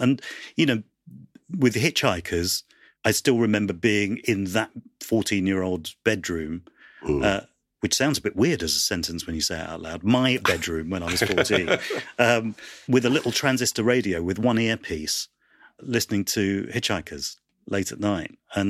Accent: United Kingdom; there was nobody out there that represented our experiences of being British and Asian.

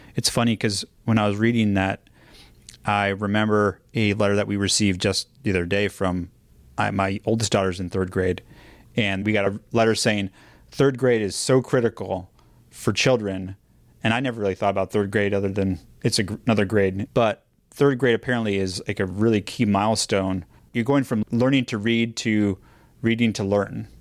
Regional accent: Los Angeles, California, United States; I grew up here in Los Angeles, and I listened to K-Rock

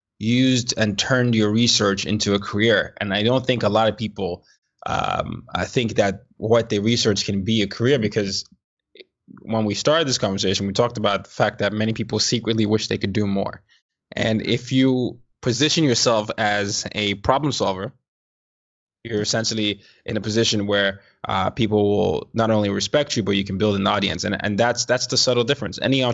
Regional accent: Nigeria; also born or lived in different parts of the world; I'm not a citizen. I'm Nigerian. I grew up in different parts of the world.

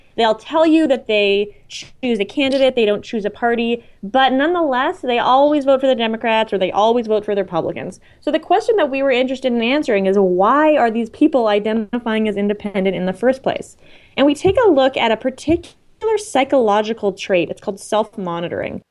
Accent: Canada; moved away; I'm Canadian

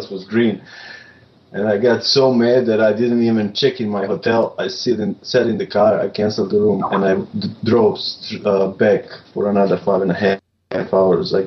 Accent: Serbia; moved away as an adult; now in Chicago, United States; I am from Serbia

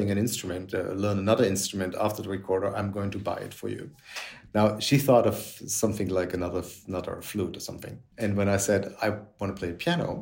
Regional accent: Germany; moved away as an adult; now in Paris, France; I grew up in Germany and second half of the 70s, early 80s

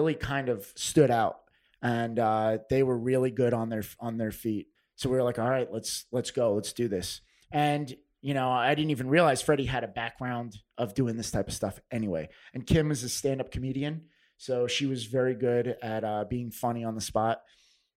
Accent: United States; now in New York, United States; I grew up 15 minutes outside the city, I'm technically not a native New Yorker

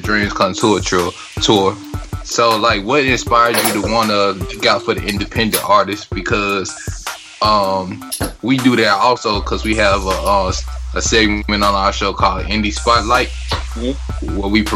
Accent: Greenville, Mississippi, United States; I'm basically in our hometown, which is Greenville, Mississippi

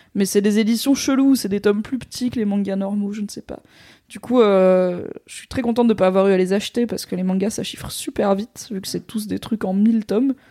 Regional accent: Valence, Auvergne-Rhône-Alpes, France; la médiathèque de là où j'ai grandi, à Valence, dans la Drôme.

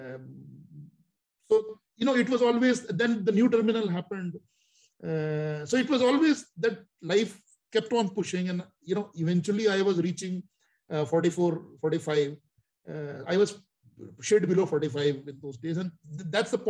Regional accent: Delhi, India; moved away as an adult; also born or lived in Mumbai / Shanghai; I was always from Delhi. I went to shifted, relocated to Mumbai.

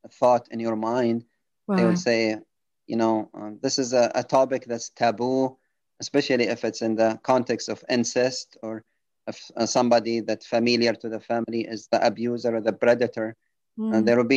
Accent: Benghazi, Cyrenaica, Libya; moved away as an adult; also born or lived in United Kingdom; now in United States; I was working as an emergency room physician in Benghazi, Libya, my hometown.

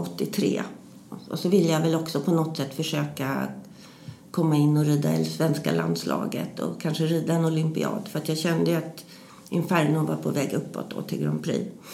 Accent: Stockholm, Stockholm County, Sweden; Jag är uppvuxen i Stockholm

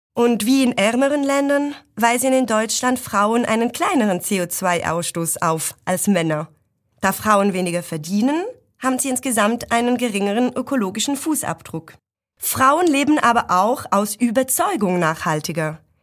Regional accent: Switzerland; ich habe einen Akzent, weil ich aus der Schweiz komme

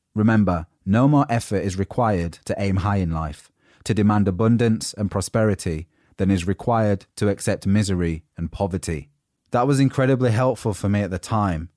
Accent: United Kingdom; accent: northern; moved away as an adult; now in London, United Kingdom; people had seen me as the grumpy northerner, and my accent was already a standout thing

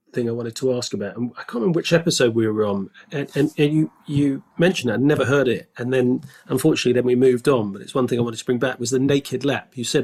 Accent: Canada; also born or lived in France / Hong Kong; I was born in France, then we moved to Hong Kong, then Canada, and Canada was where I first started doing sports.

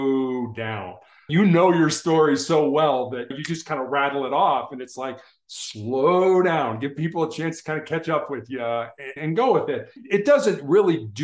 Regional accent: Chicago, Illinois, United States; I grew up in Chicago

